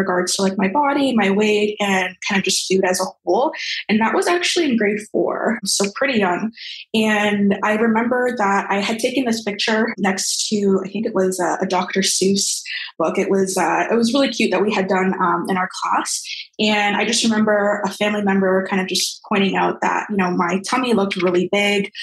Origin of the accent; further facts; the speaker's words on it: Brampton, Ontario, Canada; now in Toronto, Canada; I currently reside in Toronto. Originally, I'm from Brampton, pretty much where I grew up.